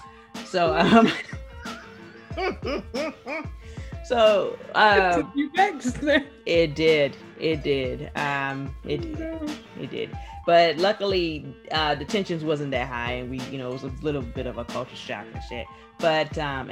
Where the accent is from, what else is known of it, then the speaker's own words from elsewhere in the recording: the South, United States; we are from the South